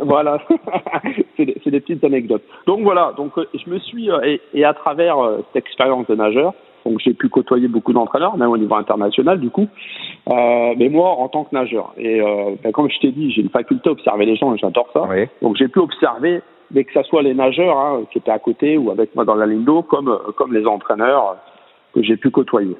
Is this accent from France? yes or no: yes; Charleville-Mézières, Grand Est, France; je suis originaire de Charleville-Mézières